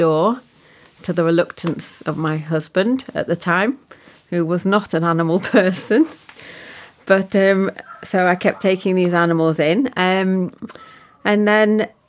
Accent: Preston, North West England, United Kingdom; moved away as an adult; now in Yorkshire Dales, United Kingdom; I'm from Lancashire, so born and bred in Preston.

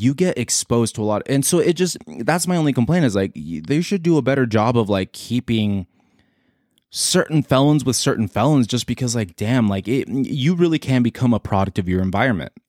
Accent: San Diego, California, United States; I was born in San Diego.

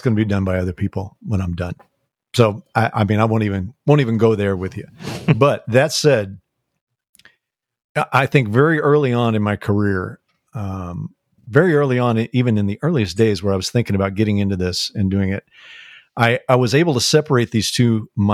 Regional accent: St. Louis, Missouri, United States; I grew up in St. Louis

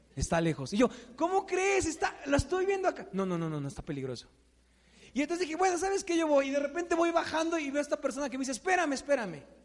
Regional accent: Mexico; típico mexicano

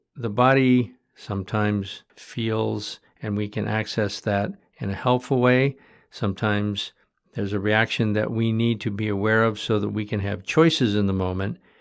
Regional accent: Michigan, United States; when I was a kid growing up in Michigan

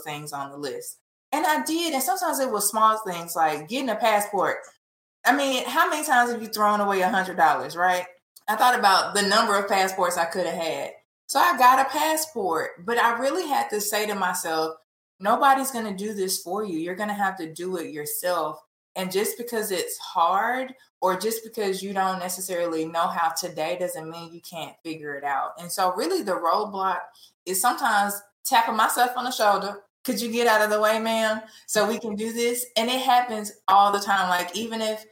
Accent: Memphis, Tennessee, United States; growing up in Memphis, the child of two parents who grew up in housing projects

